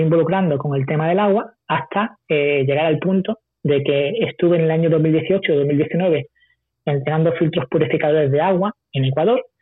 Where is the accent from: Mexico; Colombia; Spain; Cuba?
Spain; cuando salí de España, mi primer viaje con 20 años